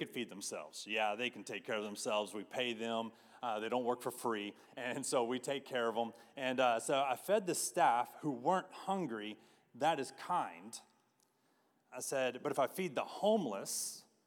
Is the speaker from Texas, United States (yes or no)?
yes; Texas, United States; as Texans, I don't know about you, but like, I'm pretty proud of my state. And as a Texan